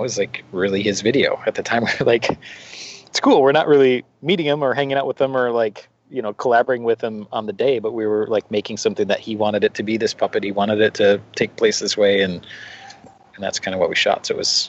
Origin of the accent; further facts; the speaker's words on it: Wausau, Wisconsin, United States; moved away as an adult; now in Los Angeles, United States; I grew up in Wisconsin. I was actually born in Wausau